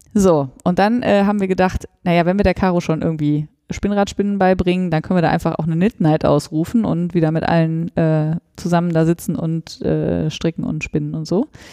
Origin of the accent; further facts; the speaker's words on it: Northern Germany, Germany; bei uns in Norddeutschland